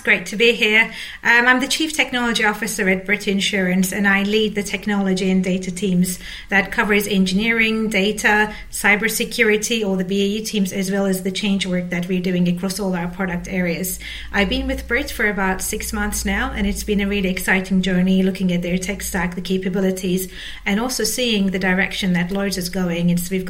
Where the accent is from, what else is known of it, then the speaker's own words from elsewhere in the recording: Istanbul, Turkey; English is a second language; moved away; I'm from Turkey originally. I grew up, I was born and raised in Istanbul.